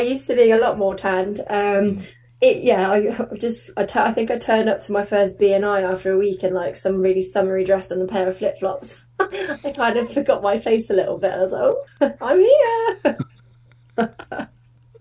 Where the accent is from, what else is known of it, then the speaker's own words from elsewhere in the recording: Surrey, South East England, United Kingdom; now in Manchester, United Kingdom; I don't know if you could tell from my accent, but I'm from Surrey originally